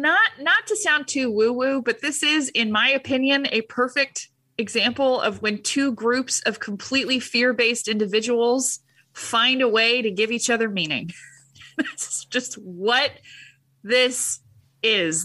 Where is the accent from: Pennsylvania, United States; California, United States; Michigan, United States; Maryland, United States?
California, United States; Huntington Beach; I was raised in Huntington Beach.